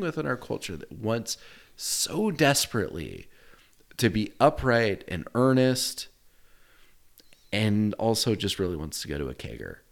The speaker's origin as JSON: {"language": "English", "country": "United States", "said": "being an American"}